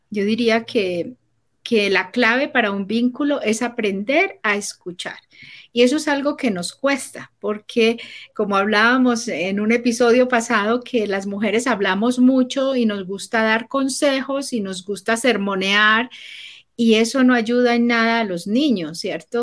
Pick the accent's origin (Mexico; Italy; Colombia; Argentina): Colombia; moved away; also born or lived in Panama; yo soy colombiana, mi esposo es chileno y vivíamos en Panamá.